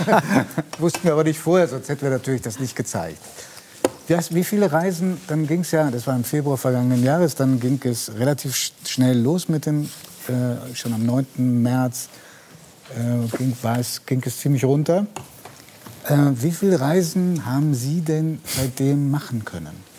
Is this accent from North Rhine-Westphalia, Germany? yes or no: no; Stuttgart area, Baden-Württemberg, Germany; ich komme aus dem Stuttgarter Raum